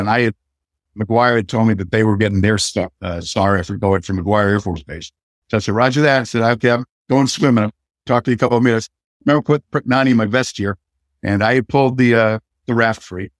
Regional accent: next door to Cohasset, Massachusetts, United States; moved away; my hometown is right next door to Cohasset.

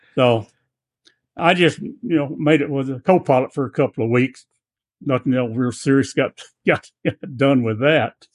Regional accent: Blytheville, Arkansas, United States; that little town in Blytheville, about sixty miles north of Memphis

